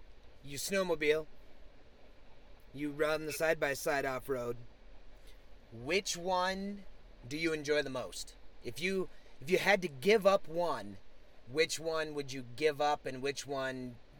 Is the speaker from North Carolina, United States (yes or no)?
no; South Dakota, United States; moved away; As you know, I'm originally from South Dakota, have spent a ton of time out there.